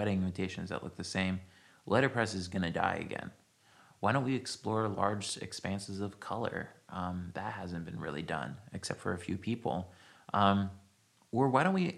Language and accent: English; New Jersey, United States; now in San Francisco, United States; I grew up in New Jersey on the shore, and I didn't really fit into anything happening there